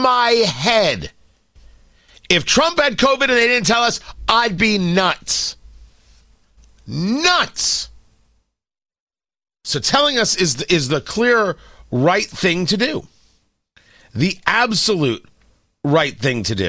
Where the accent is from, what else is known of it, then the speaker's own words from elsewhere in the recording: United States; as an American